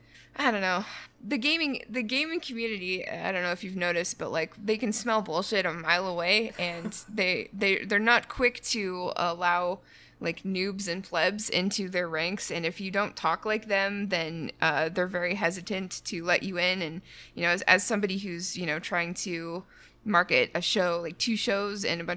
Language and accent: English; Canada; As a Canadian, I cannot do that. It's very rude.